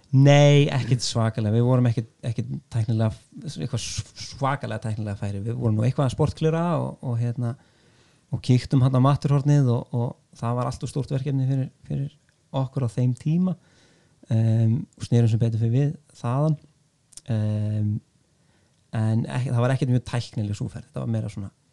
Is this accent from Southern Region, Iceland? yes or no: yes; Vestmannaeyjar, Southern Region, Iceland; Ég er fættur uppalinn í Vespunni